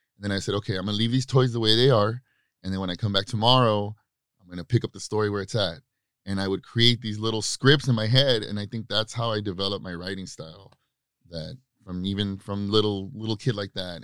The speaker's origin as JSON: {"language": "English", "town": "Baldwin Park", "region": "California", "country": "United States", "tie": "born or raised there", "said": "I grew up in Baldwin Park, California, and uh, in the '90s."}